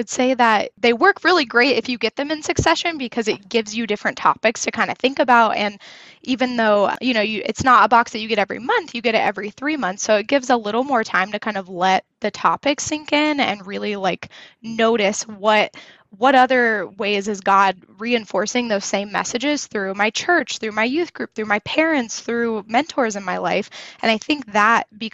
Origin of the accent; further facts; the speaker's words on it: Indiana, United States; now in Denver, United States; I grew up in Indiana, Midwest girl, and then have moved around quite a bit